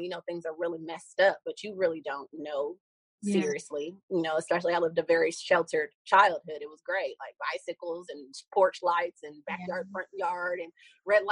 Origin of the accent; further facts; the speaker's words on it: Columbus, Ohio, United States; moved away; I'm from Columbus, Ohio originally